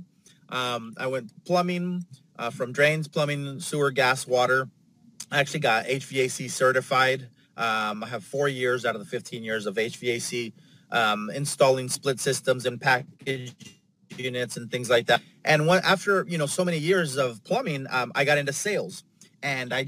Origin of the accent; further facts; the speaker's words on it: San Diego, California, United States; also born or lived in Los Angeles; I'm from San Diego. That's where I'm at right now.